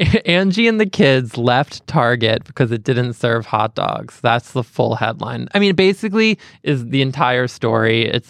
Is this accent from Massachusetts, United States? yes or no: yes; Boston, Massachusetts, United States; growing up in Boston